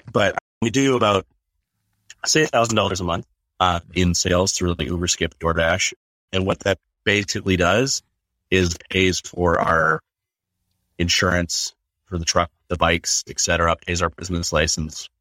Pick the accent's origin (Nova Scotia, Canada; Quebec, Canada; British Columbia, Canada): British Columbia, Canada; northern; moved away as an adult; also born or lived in Calgary, Alberta; now in Whitby, Canada; I grew up in a small town in northern British Columbia. We had 4,500 people in my hometown